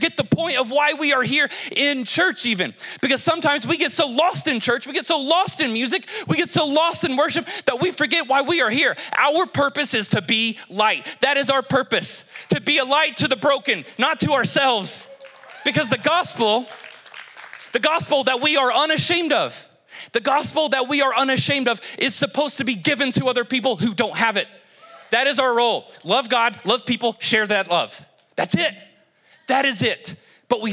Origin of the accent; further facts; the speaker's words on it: Kentucky, United States; moved away; I'm from Kentucky. We were simple people.